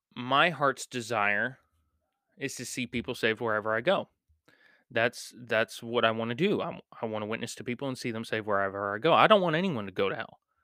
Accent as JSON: {"language": "English", "country": "United States", "said": "we as American Christians"}